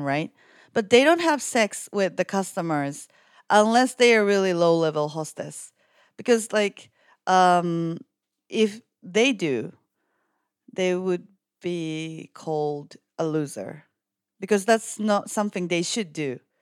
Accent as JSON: {"language": "English", "town": "Yokohama", "region": "Kanagawa", "country": "Japan", "tie": "born or raised there", "said": "I'm currently working as a reporter and kind of like a producer in Japan. And I was born and raised in Yokohama"}